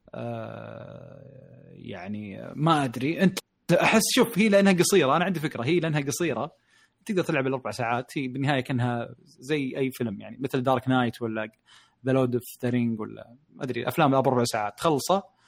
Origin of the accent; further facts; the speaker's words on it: Saudi Arabia; عندنا بالشرقيه او بالرياض